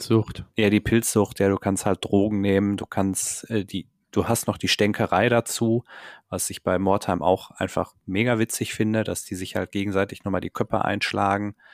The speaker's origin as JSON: {"language": "German", "area": "Ruhr area", "region": "North Rhine-Westphalia", "country": "Germany", "said": "bei uns im Pott."}